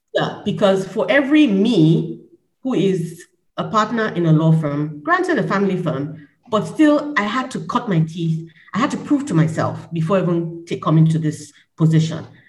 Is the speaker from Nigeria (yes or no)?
yes; Nigeria; my perspective as a Nigerian